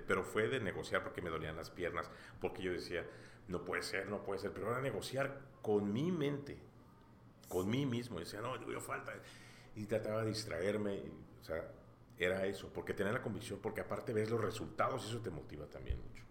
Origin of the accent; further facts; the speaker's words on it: Mexico; Como buen mexicano